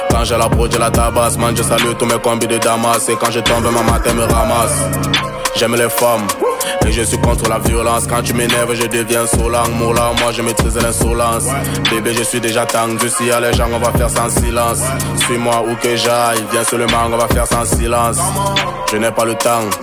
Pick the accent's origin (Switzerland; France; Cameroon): Cameroon; Yaoundé, Centre; J'ai 23 ans et je viens de Yaoundé, Cameroun.